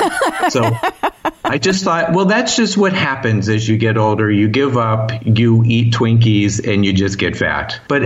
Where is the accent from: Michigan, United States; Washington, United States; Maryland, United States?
Maryland, United States; Baltimore; also born or lived in Florida; now in California, United States; I was born in Baltimore